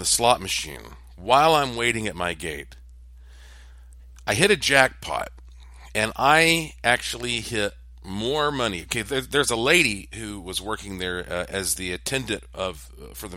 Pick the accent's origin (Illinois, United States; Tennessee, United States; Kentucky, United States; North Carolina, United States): North Carolina, United States; Asheville; I was from Asheville, North Carolina